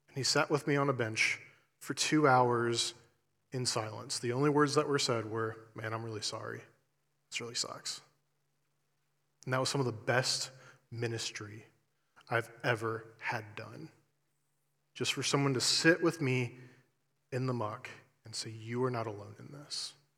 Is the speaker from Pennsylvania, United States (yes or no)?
no; Columbus, Ohio, United States; moved away as an adult; also born or lived in Eastern Kentucky; I'm originally from Columbus, Ohio